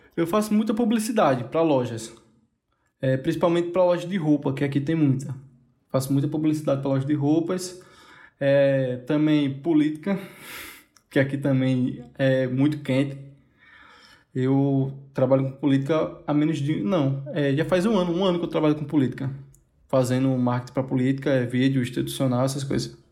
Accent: Caruaru, Pernambuco, Brazil; eu sou de Caruaru, Pernambuco, um pinguim de Pernambuco só

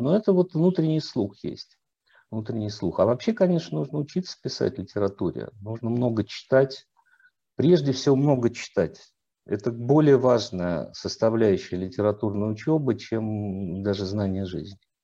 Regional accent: Volgograd, Volgograd Oblast, Russia; moved away; also born or lived in Saratov / Moscow; я сам не москвич по рождению, я родился в Волгограде, учился в Саратове, потом только в литературный институт поступил

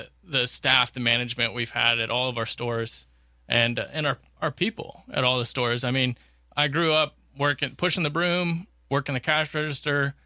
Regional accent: Kearney, Missouri, United States; also born or lived in Smithville, Missouri / Rolla, Missouri; I was born and raised in Kearney. Technically, I was born at Smithville Hospital when they still did deliveries. But raised in Kearney my whole life, went to Kearney High School

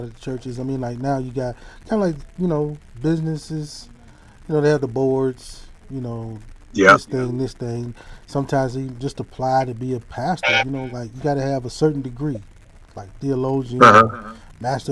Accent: Hattiesburg, Mississippi, United States; We grew up together in my hometown, his hometown, Hattiesburg, Mississippi

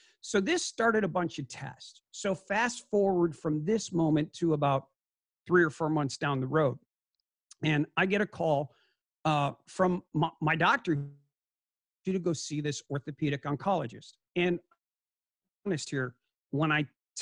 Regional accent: Chicago, Illinois, United States; moved away as an adult; also born or lived in Scottsdale, Arizona; I'm a Chicago kid

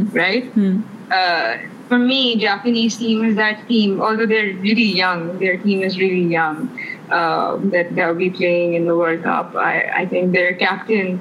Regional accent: Pakistan; Growing up in Pakistan, you'd see all of those matches on PTV

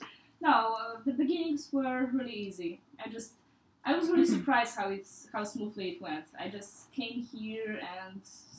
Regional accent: Poland; moved away as an adult; now in Lisbon, Portugal; I'm, how Mariana already said, I'm from Poland. I'm 22.

